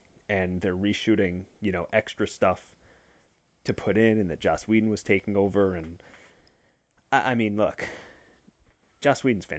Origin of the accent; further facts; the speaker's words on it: New York, United States; Well, no, I'm not from Boston. I'm from New York.